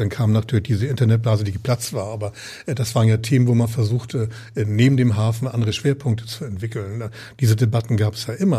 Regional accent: Hamburg, Germany; also born or lived in Berlin; ich bin, bin Hamburger und Norddeutscher durch und durch

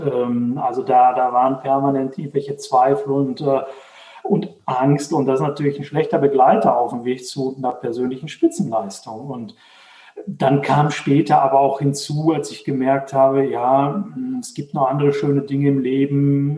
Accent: Dortmund, North Rhine-Westphalia, Germany; now in Herdecke, Germany; ich komme aus, äh, aus Dortmund, wohne jetzt in Herdecke, ist direkt nebenan.

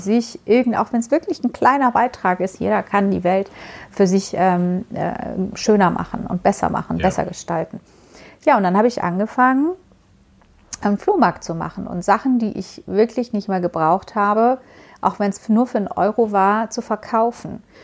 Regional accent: Baku, Azerbaijan; moved away; in meiner Heimat. Ähm, Mhm. Äh, weil ich, du weißt ja, ich komme aus der Ecke

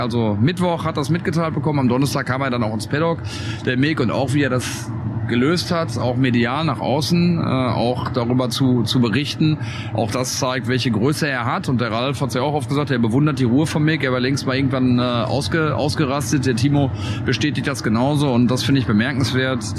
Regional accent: Germany; wir kommen aus Deutschland

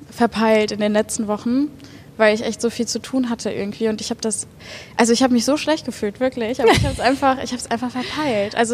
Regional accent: Bochum, North Rhine-Westphalia, Germany; also born or lived in Hattingen; Aber sonst in Bochum zur Schule gegangen, aufgewachsen.

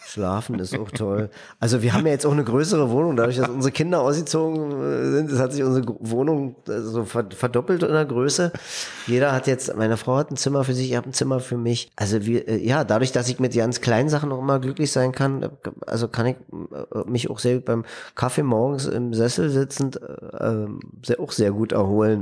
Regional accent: East Germany, Germany; Ich bin im Land groß geworden, da gab es mal irgendwann die Utopie eines gerechten Staates

